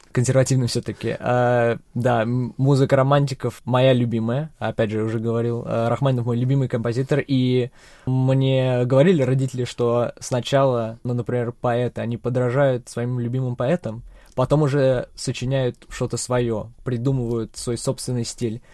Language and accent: Russian; Czechia; also born or lived in Russia; родной дом всё-таки Чехия. Я родился в России